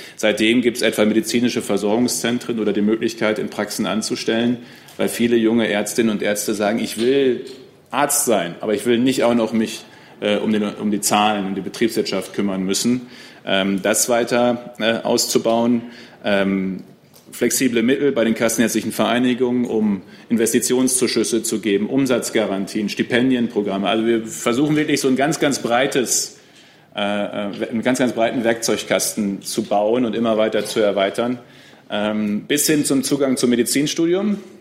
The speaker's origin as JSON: {"language": "German", "area": "Münsterland", "region": "North Rhine-Westphalia", "country": "Germany", "said": "bei uns im Münsterland"}